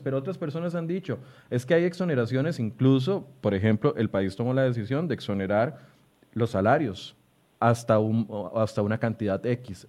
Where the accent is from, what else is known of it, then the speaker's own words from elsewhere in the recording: Costa Rica; como costarricenses